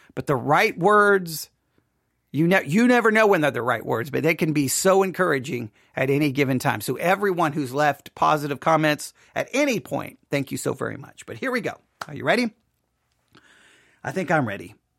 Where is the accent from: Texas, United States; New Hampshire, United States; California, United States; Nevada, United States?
Texas, United States; I'm from Texas